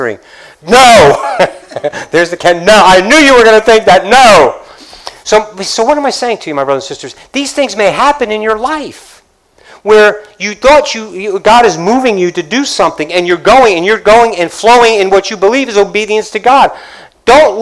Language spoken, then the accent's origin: English; Dade City, Florida, United States; I'm from Dade City.